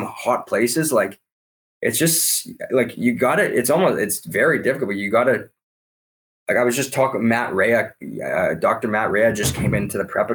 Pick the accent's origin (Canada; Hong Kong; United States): Canada; I'm Canadian